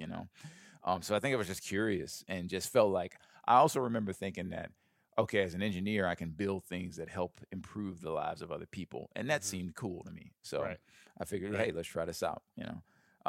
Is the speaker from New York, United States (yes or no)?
no; Birmingham, Alabama, United States; So I grew up in Birmingham, Alabama. I was a very overweight kid from a young age